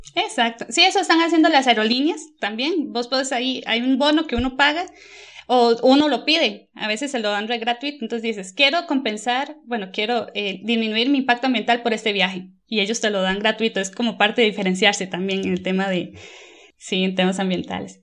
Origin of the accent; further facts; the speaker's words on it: Costa Rica; now in Germany; actualmente vivo en Alemania, pero soy de Costa Rica